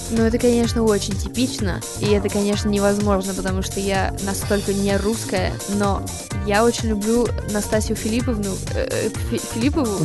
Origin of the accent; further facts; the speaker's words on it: United States; first language English; Russian is a second language; moved away as an adult; now in Russia; хотя английский это мой родной язык, я так привыкла говорить и, думать по-русски